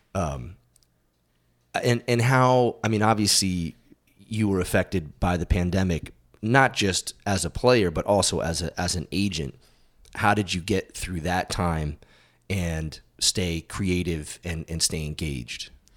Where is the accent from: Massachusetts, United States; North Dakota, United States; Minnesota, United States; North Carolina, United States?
Massachusetts, United States; moved away as an adult; I grew up in Massachusetts and I moved out here when I was twenty-seven.